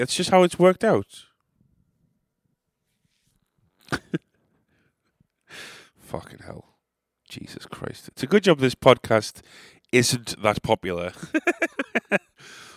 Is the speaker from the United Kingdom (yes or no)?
yes; England, United Kingdom; as an Englishman